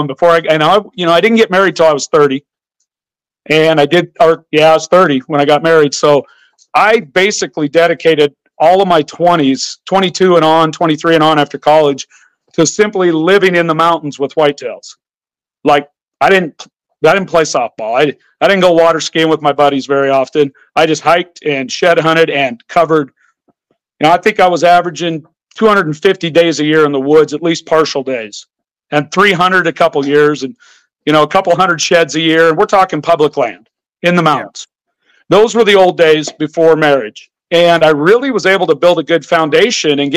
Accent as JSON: {"language": "English", "region": "Idaho", "country": "United States", "tie": "born or raised there", "also_born_or_lived": "Montana", "said": "I grew up in Idaho where there was no feeding, no baiting allowed."}